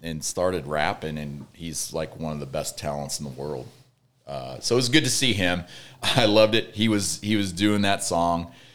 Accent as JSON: {"language": "English", "town": "Red Oak", "region": "Iowa", "country": "United States", "tie": "born or raised there", "moved": "yes", "said": "my hometown is Red Oak, Iowa"}